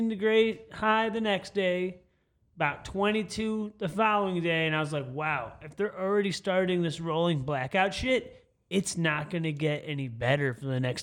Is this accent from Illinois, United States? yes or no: yes; Chicago, Illinois, United States; also born or lived in Iowa / Oklahoma; now in Texas, United States; Being a Chicago boy myself